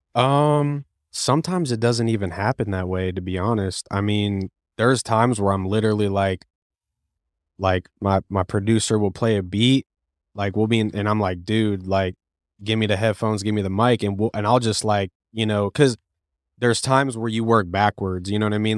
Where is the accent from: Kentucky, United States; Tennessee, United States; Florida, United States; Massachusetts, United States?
Florida, United States; Cape Coral; also born or lived in Lakeland, Florida; I was born and raised in Cape Coral, Florida, and then I moved to Lakeland in two thousand twelve